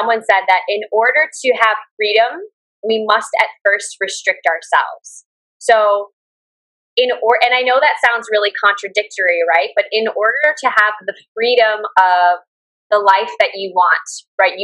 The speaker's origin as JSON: {"language": "English", "country": "United States", "moved": "as an adult", "lives_now": "Da Nang, Vietnam", "said": "I come from the Western world and originally from the States"}